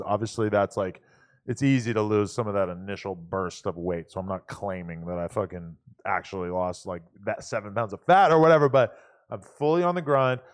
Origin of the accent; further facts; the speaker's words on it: New Hampshire, United States; I grew up in New Hampshire